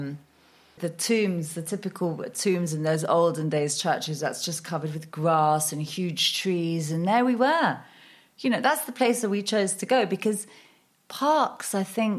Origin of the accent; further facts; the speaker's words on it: Marbella, Andalusia, Spain; moved away as an adult; also born or lived in United Kingdom / London; I am half Danish, half Norwegian, born in Spain. So I've literally grown up on the coast my whole life, which is a rare thing, people being born in Marbella